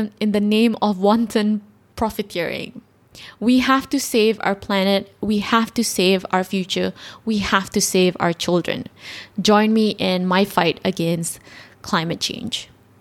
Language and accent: English; Malaysia; we're all Malaysians.